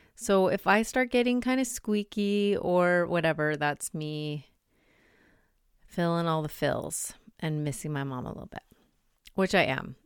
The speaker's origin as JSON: {"language": "English", "town": "Salt Lake City", "region": "Utah", "country": "United States", "tie": "born or raised there", "said": "I grew up in Salt Lake"}